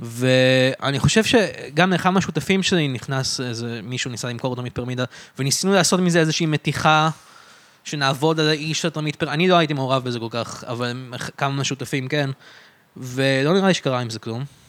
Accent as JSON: {"language": "Hebrew", "country": "Israel", "tie": "born or raised there", "said": "אני גדלתי בארץ"}